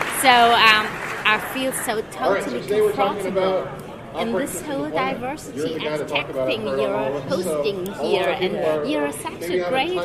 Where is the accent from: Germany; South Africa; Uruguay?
Germany; I am from Germany